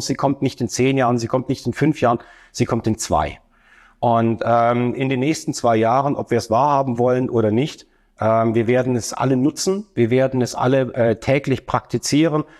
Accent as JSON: {"language": "German", "town": "Stuttgart", "region": "Baden-Württemberg", "country": "Germany", "said": "komme aus der ähm, wunderschönen Stadt Stuttgart"}